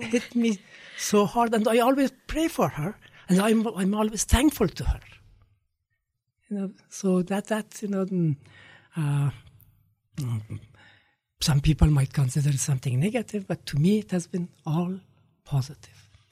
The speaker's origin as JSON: {"language": "English", "region": "Kabul", "country": "Afghanistan", "tie": "born or raised there", "said": "I was growing up in Kabul"}